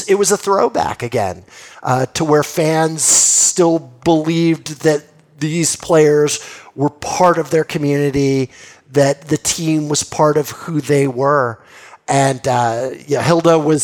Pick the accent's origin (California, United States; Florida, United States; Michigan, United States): California, United States; Los Angeles; I grew up in Los Angeles